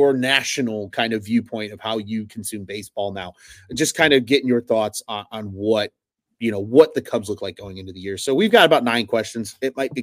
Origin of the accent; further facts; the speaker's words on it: Oak Lawn, Illinois, United States; now in Orland Park, United States; I grew up on the South Side. I'm originally from Oak Lawn. I now live out in Orland Park